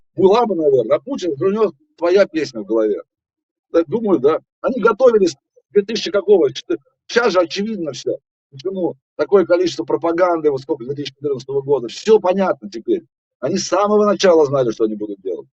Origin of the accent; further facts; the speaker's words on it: Russia; я русский артист